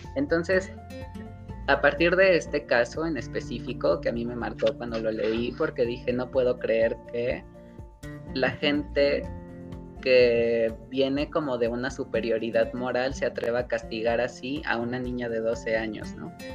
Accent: Mexico; la cultura que tenemos como mexicanos

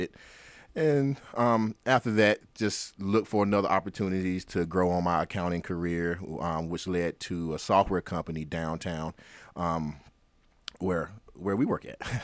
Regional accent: Rocky Mount, North Carolina, United States; Born and raised in Rocky Mountain, North Carolina, barbecue capital of the world

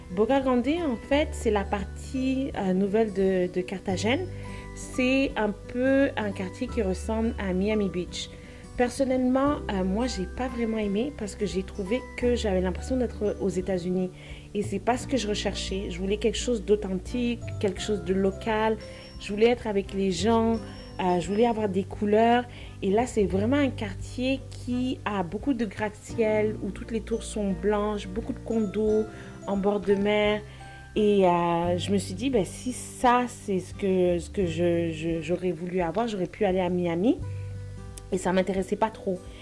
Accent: France; moved away as an adult; now in Montreal, Canada; Je vis à Montréal depuis les 14 dernières années. J'ai quitté la France pour faire mes études au Canada

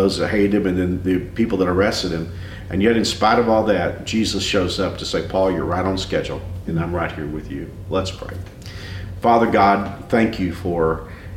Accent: Fort Worth, Texas, United States; moved away as an adult; this is my hometown, I'm from Fort Worth

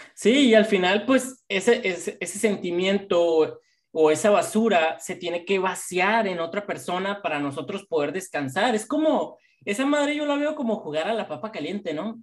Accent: Mexico; nosotros nacimos en México

